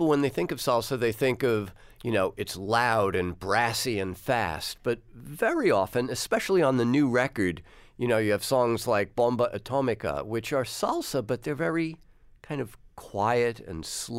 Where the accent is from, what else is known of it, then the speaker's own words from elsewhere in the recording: New York, United States; I grew up here in New York in the 70s